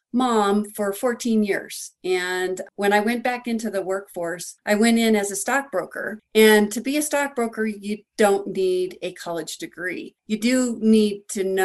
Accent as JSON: {"language": "English", "town": "Denver", "region": "Colorado", "country": "United States", "tie": "born or raised there", "said": "I grew up in Denver, Colorado, and I was in a kind of a middle class family"}